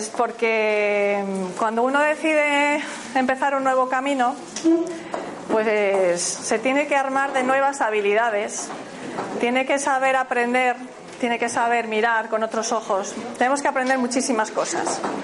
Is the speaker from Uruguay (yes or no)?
no; Galicia, Spain; Yo soy gallega